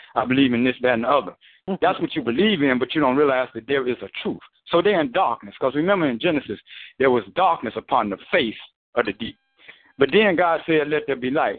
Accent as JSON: {"language": "English", "country": "United States", "tie": "born or raised there", "said": "I was born I was born black in America"}